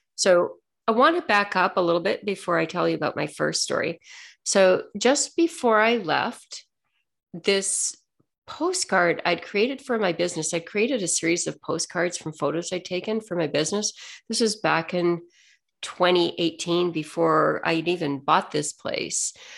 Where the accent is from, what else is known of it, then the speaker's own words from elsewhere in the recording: Ontario, Canada; I'm from Ontario, it's still a little bit cold there